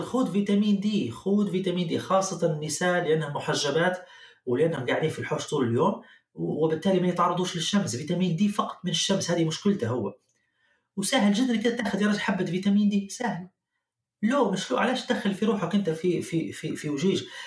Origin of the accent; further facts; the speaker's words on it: Libya; moved away as an adult; also born or lived in Germany; now in Canada; طلعت من ليبيا في نهاية الألفين وعشرة